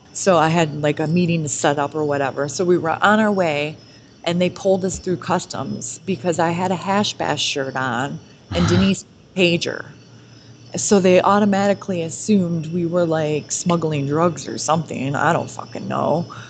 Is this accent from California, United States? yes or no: no; Detroit, Michigan, United States; we're from Detroit